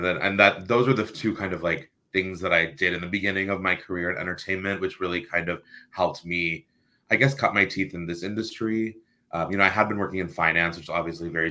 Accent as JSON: {"language": "English", "region": "New Jersey", "country": "United States", "tie": "born or raised there", "also_born_or_lived": "Boston, Massachusetts", "moved": "as an adult", "lives_now": "Los Angeles, United States", "said": "I was born in New Jersey"}